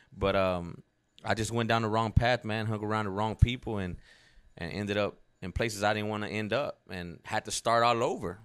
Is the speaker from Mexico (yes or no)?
yes; Mexico; moved away; me growing up in Mexico